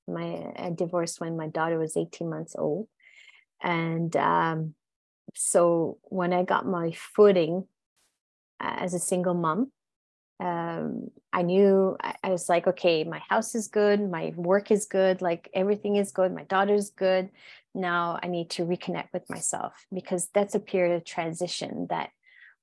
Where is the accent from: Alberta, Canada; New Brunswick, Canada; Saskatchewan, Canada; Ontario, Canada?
New Brunswick, Canada; first language French; English is a second language; moved away; My accent, I'm originally from New Brunswick, which is, New Brunswick is bilingual in Canada, literally governmentally, like literally bilingual. However, where I come from is fully French. And I grew up in the border of United States, state of Maine, and the province of Quebec.